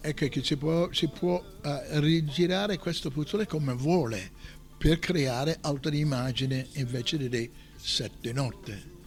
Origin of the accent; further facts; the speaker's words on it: United States; Italian is a second language; moved away as an adult; now in Italy; essendo americano